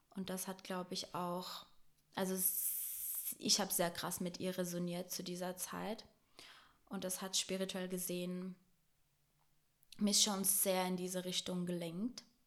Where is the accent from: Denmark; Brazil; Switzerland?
Brazil; now in Germany; ich bin in Deutschland geboren, aber in Brasilien aufgewachsen.